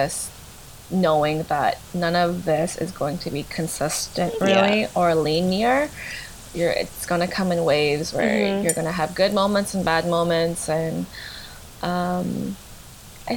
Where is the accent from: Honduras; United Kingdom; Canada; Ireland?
Canada; I feel very proud to be Canadian